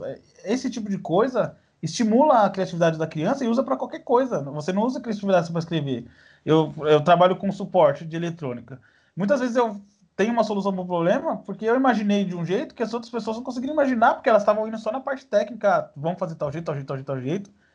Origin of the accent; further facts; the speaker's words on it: São Paulo, Brazil; eu sou paulista